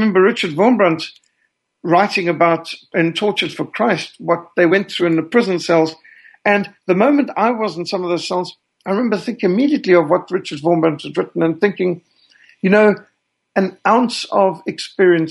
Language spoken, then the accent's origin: English; Zimbabwe; accent: Rhodesian; also born or lived in Cape Town, South Africa; I was born in Cape Town, South Africa in 1960, and I was raised in Rhodesia. And some who've come from those areas would recognize that my accent is actually more Rhodesian than South African